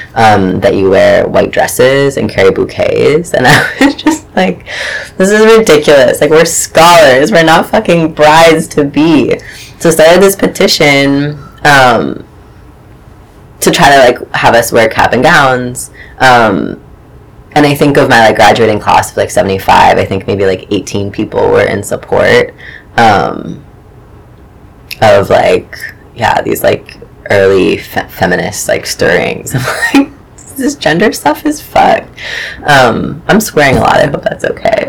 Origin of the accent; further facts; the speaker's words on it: Chagrin Falls, Ohio, United States; moved away as an adult; now in New York, United States; grew up in um, in a small suburb of Cleveland, Ohio, um, called Chagrin Falls